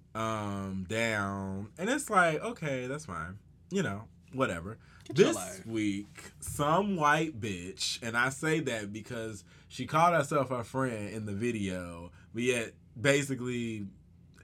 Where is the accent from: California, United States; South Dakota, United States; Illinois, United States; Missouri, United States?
Illinois, United States; Chicago; I'm from Chicago